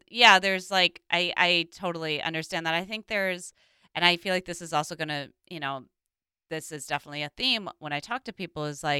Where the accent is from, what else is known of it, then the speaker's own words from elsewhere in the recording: Minnesota, United States; Growing up in Minnesota